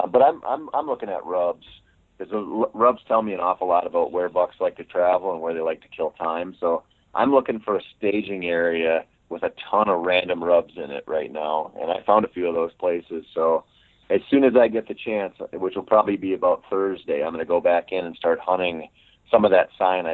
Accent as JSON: {"language": "English", "region": "Minnesota", "country": "United States", "said": "it's my home state"}